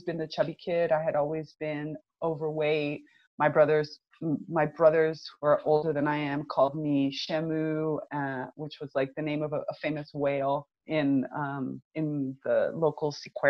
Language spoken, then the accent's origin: English; United States; moved away as an adult; also born or lived in Northern Italy; now in Italy; I'm originally from the United States. I'm Cuban American, and I've been living in Europe now for about the last 12 years, actually.